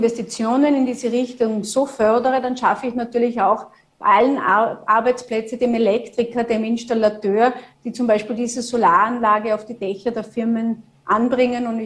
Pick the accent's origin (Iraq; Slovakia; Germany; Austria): Austria; Tyrol; als Tirolerin jetzt, als sozusagen Nachbarland von Vorarlberg, kann ich ja nur sagen, dass da auch überregional zusammengearbeitet werden muss